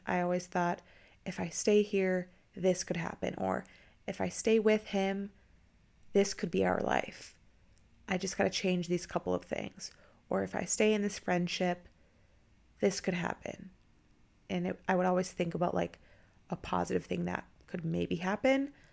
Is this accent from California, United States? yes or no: no; Minnesota, United States; now in Tampa, United States; I'm actually from Minnesota